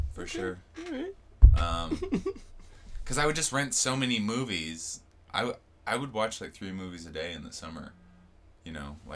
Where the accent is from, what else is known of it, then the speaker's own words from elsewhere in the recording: Seattle, Washington, United States; moved away as an adult; also born or lived in Lake Tahoe / New York / Los Angeles; I'm from Seattle, and then I moved all over after high school, kind of back and forth. Like, I went to Tahoe right after high school